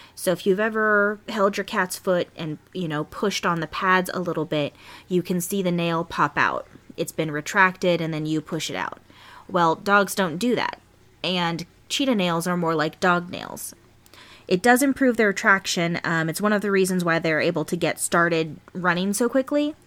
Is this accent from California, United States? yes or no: yes; California, United States; born or raised there